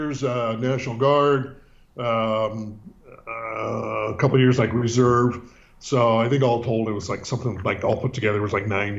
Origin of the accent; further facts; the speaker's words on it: San Francisco, California, United States; Born and raised in Northern California, which is much different than Southern California and San Diego. Born in the city. And, if you know anything about the city, San Francisco, you'll know that it's deep, deep, deep, deep blue